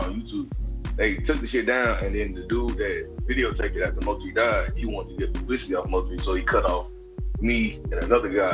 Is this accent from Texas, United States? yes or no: yes; Texas, United States; also born or lived in Grand Prairie, Texas / Dallas, Texas / Fort Worth, Texas; me growing up in Texas, I was everywhere with our family